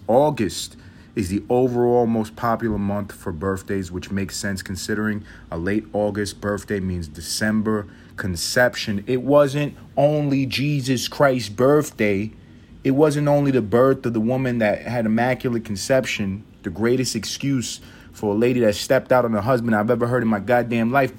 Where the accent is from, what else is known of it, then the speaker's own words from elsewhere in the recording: United States; I'm an American